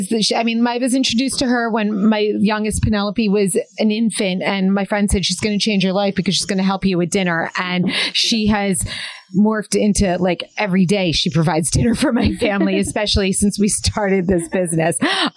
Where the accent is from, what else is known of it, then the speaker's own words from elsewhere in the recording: Lincroft, New Jersey, United States; in Lincroft, my hometown